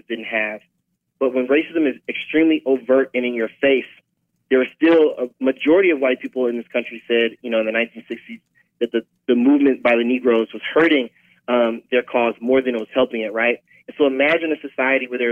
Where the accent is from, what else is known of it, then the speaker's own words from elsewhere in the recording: St. Louis, Missouri, United States; moved away; I'm originally from St. Louis